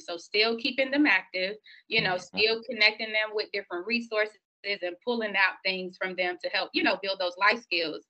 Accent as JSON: {"language": "English", "town": "Miami", "region": "Florida", "country": "United States", "tie": "born or raised there", "moved": "as an adult", "lives_now": "Tallahassee, United States", "said": "born and raised in Miami, the oldest of three children, came from Miami to Tallahassee"}